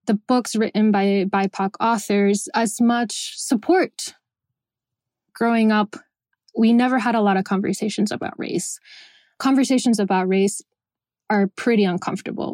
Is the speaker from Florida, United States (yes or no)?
yes; Miami, Florida, United States; also born or lived in Venezuela; I was born in Venezuela. I grew up in Miami, Florida